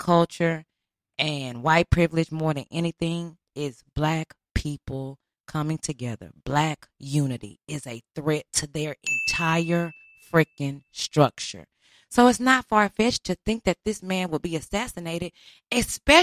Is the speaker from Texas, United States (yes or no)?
yes; Houston, Texas, United States; moved away; I'm from Houston